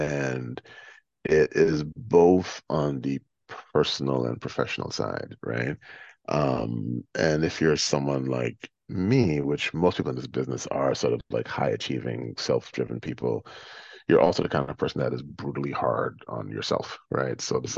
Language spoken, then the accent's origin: English; New York City, New York, United States; I'm from New York City. Fuck this. Like, this place can't break me.